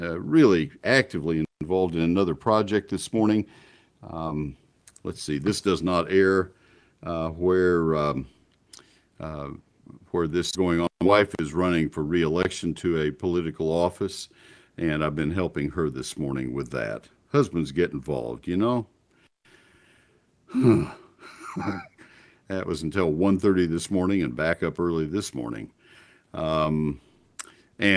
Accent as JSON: {"language": "English", "town": "College Station", "region": "Texas", "country": "United States", "tie": "born or raised there", "lives_now": "McKinney, United States", "said": "College Station Bryan, that's my hometown where I grew up"}